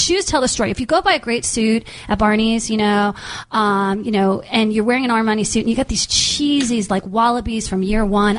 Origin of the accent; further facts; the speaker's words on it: East Coast, United States; moved away; I come from the East Coast.